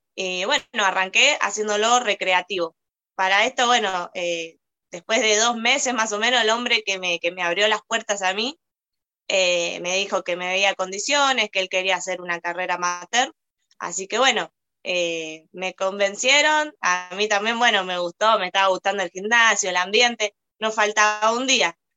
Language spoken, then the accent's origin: Spanish; Argentina; also born or lived in Moreno, Buenos Aires Province; Yo soy argentina, eh, vivo acá en Moreno, estoy radicada en Moreno, en la provincia de Buenos Aires